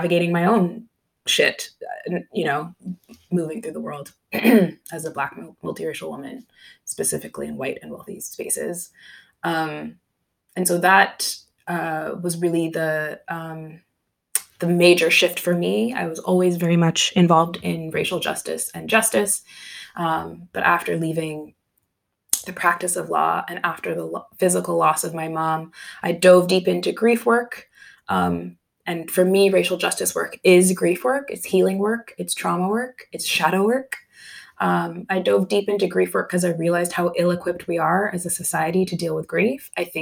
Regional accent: Canada; I was born and raised in Canada

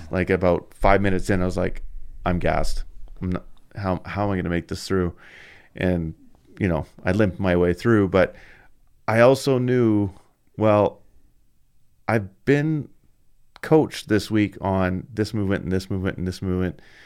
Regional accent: Canada; I'm Canadian

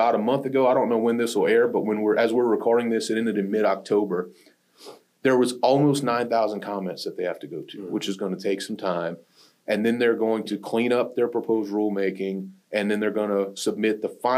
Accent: Pierre Part, Louisiana, United States; Performance was a major employer in the small town I grew up in Louisiana. There was a town called Pierre Part, Louisiana

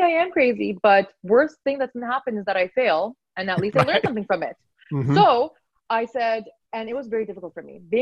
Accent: Vancouver, British Columbia, Canada; I was born and raised in Vancouver

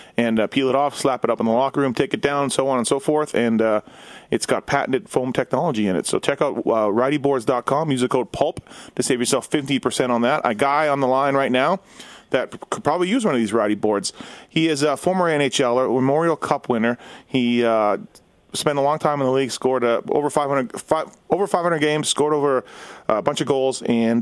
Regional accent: Winnipeg, Manitoba, Canada; now in Las Vegas, United States; the Jets, uh, my hometown team

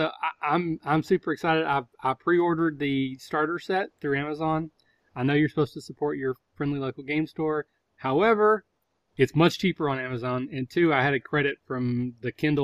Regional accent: Southern Ohio, United States; I'm from Southern Ohio where you say Coke and that actually means soda

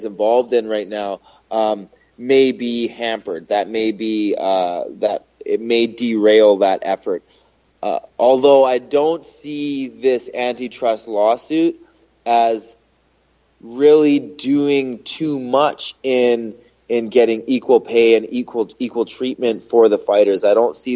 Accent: Canada; I'm Canadian

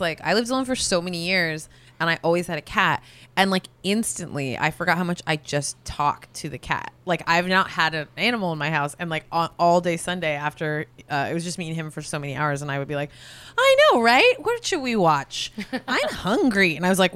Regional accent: San Francisco Bay Area, California, United States; now in Los Angeles, United States; I'm from the Bay Area

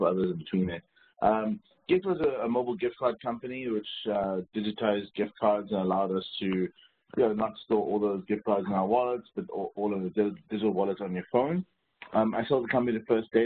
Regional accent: South Africa; moved away as an adult; also born or lived in Silicon Valley; born in South Africa in 1979 during the sort of peak era of apartheid

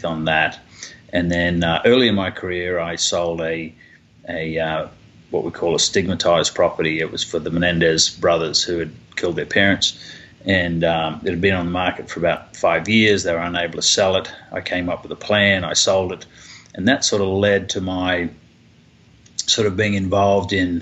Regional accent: Papua New Guinea; also born or lived in Australia / New Zealand / Kentucky / Southern California; now in Dallas, United States; I was raised in Papua New Guinea, went to school there

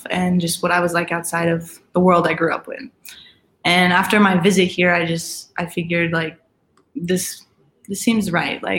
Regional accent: Aurora, Colorado, United States; Um, Colorado is just really a beautiful place to liv

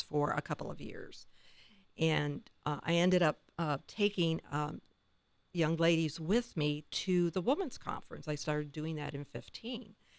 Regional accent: Tiffin, Ohio, United States; my hometown is Tiffin

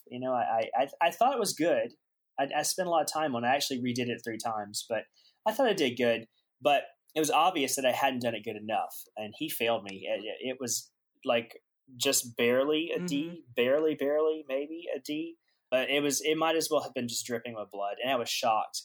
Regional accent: Aiken, South Carolina, United States; moved away as an adult; I'm a Southern boy at heart and uh, actually born and raised. Uh, I am from South Carolina, Aiken, South Carolina.

